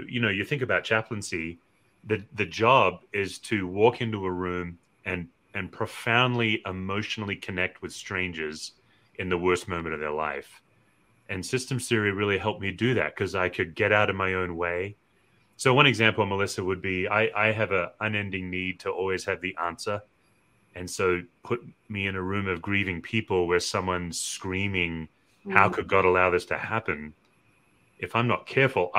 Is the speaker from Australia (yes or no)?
yes; Australia; I'm an Australian